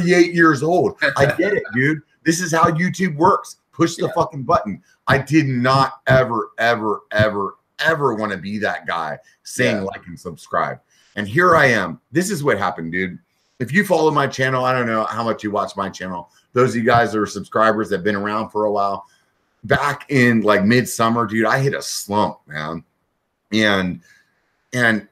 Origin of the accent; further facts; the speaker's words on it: York, Pennsylvania, United States; moved away as an adult; also born or lived in Europe; now in Northern California, United States; I'm actually from Pennsylvania. I grew up in Pennsylvania, little town called York